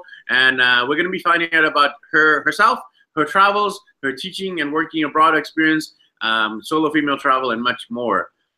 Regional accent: Vancouver, British Columbia, Canada; accent: Canadian; moved away as an adult; now in Medellin, Colombia; we have a fellow Canadian. I'm actually from Vancouver, BC, Canada, and our guest is actually from Ontario, Canada. And currently, I'm not in Canada, and neither is she. I'm in Medellin, Colombia

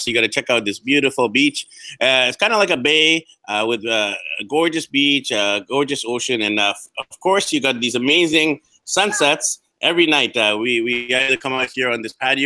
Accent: Canada; we're from Canada

